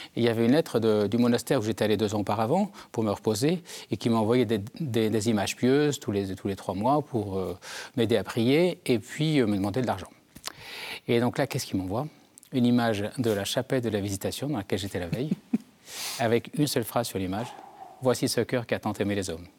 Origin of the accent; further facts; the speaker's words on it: Germond, Nouvelle-Aquitaine, France; je viens des Deux-Sèvres d'un petit village qui s'appelle Germont situé entre Niort et Partenay mes parents étaient éleveurs de chevaux